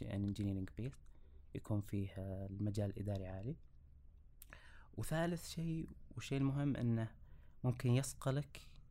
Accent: Riyadh, Riyadh Province, Saudi Arabia; درست كامل حياتي في مدينة الرياض

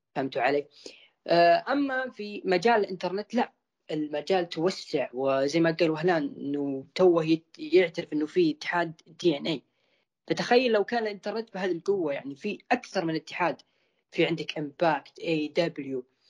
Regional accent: Saudi Arabia; عندنا في السعوديه

